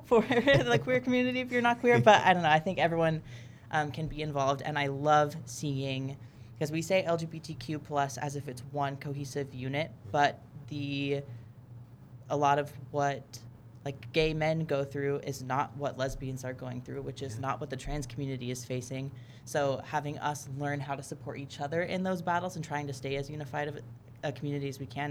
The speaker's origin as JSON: {"language": "English", "town": "Los Angeles", "region": "California", "country": "United States", "tie": "born or raised there", "said": "I grew up in California. I was in kind of the LA area"}